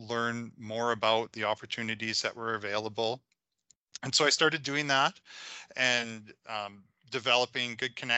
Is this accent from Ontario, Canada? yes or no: no; Saskatchewan, Canada; also born or lived in Calgary; I was originally from Saskatchewan